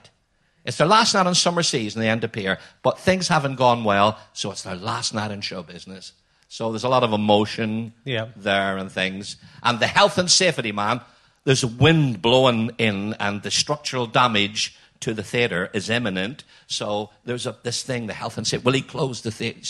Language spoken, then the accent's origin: English; Belfast, Northern Ireland, United Kingdom; from Belfast like me